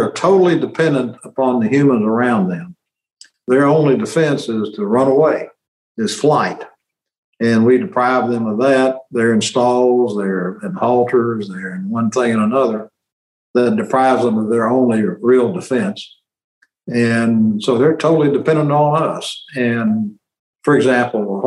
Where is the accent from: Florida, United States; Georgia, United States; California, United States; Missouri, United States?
Missouri, United States; Kennett; moved away as an adult; also born or lived in Sikeston, Missouri; now in Memphis, United States; my hometown of Kennett